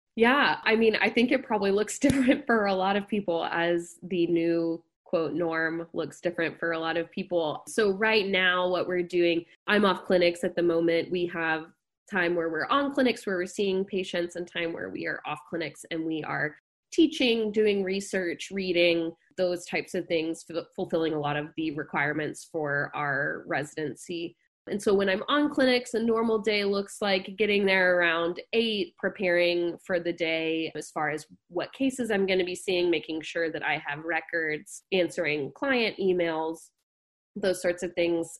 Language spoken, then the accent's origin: English; Dallas, Texas, United States; moved away as an adult; also born or lived in Athens, Georgia / New Orleans / Houston; now in Davis, United States; I grew up in Dallas, Texas